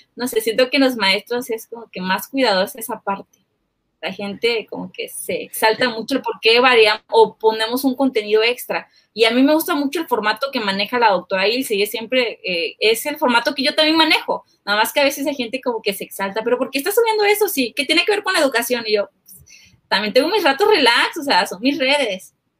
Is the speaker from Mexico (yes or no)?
yes; Chiapas, Mexico; somos de Chiapas